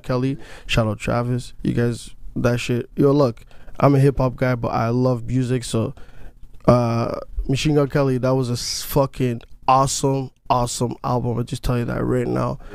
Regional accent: Canada; I'm not American. I'm Canadian

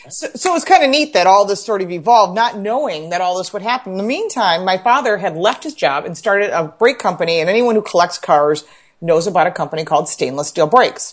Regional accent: Dearborn, Michigan, United States; now in Buffalo, United States; we lived in Detroit. So we're outside of Detroit, And I was born in Dearborn

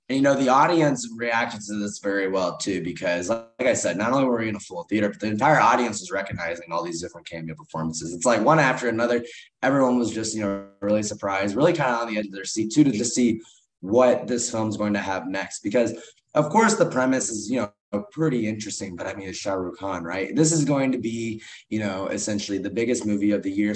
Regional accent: Kansas City, United States; the Kansas City Chiefs, my hometown team

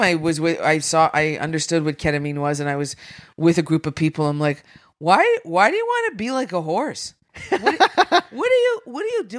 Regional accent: Sudbury, Ontario, Canada; I'm from Sudbury, so I grew up in Sudbury.

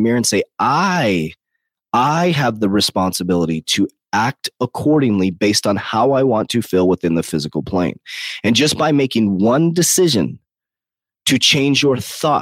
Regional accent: United States; I'm American. I'm very proud to be an American

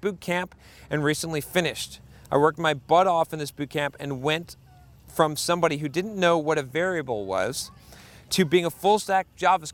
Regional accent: United States; American developers

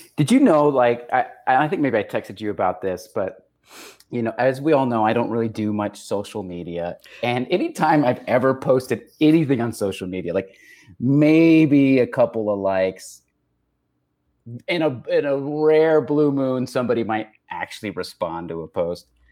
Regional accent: El Paso, Texas, United States; growing up in El Paso.

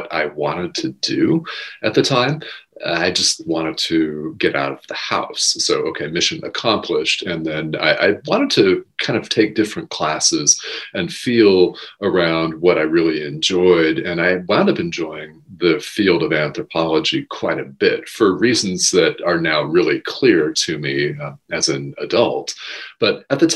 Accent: Albuquerque, New Mexico, United States; I grew up in Albuquerque, New Mexico

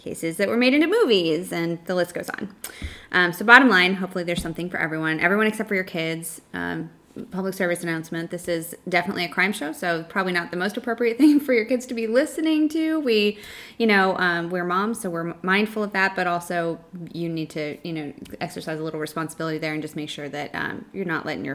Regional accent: New York, United States; now in Texas, United States; I grew up in New York

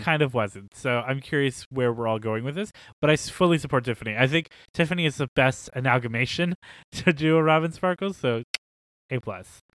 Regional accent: United States; our country

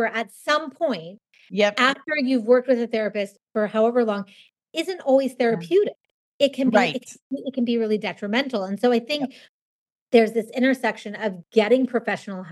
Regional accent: Southern California, United States; moved away as an adult; also born or lived in Los Angeles; now in New York City, United States; I grew up in Southern California

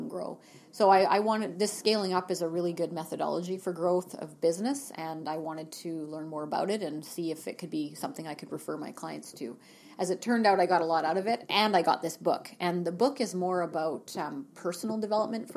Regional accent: Terrace, British Columbia, Canada; also born or lived in Vancouver; now in Kelowna, Canada; I grew up in Terrace, northern BC

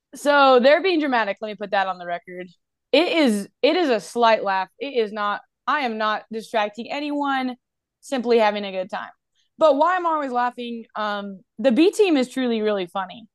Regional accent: Asheville, North Carolina, United States; moved away as an adult; also born or lived in Indiana; now in Alabama, United States; I am from Asheville, North Carolina.

